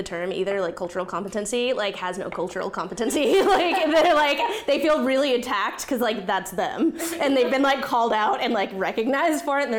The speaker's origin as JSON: {"language": "English", "town": "Yuma", "region": "Arizona", "country": "United States", "tie": "born or raised there", "said": "I grew up in Yuma, Arizona, where everyone is white or everyone is Mexican. So I was just, like, this weird, like, other."}